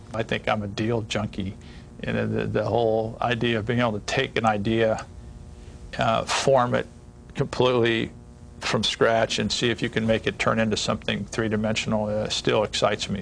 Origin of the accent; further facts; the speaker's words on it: Ohio, United States; moved away as an adult; I grew up in Ohio, in a rural part of Ohio